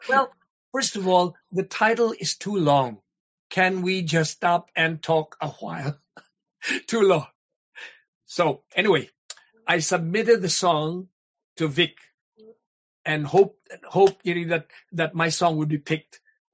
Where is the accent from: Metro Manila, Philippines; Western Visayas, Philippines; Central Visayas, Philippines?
Western Visayas, Philippines; Iloilo City; moved away; also born or lived in Negros; In Iloilo. I grew up in Iloilo